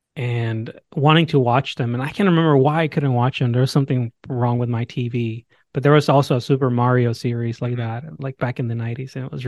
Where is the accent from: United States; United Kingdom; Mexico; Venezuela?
Mexico; I grew up watching Dragon Ball Z in Spanish because I'm from Mexico